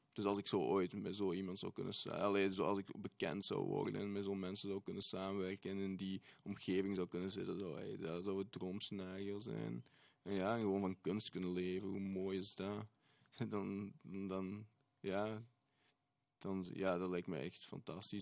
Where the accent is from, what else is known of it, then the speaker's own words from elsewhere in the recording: Tessenderlo, Flanders, Belgium; Ik ben ook van Tessenderlo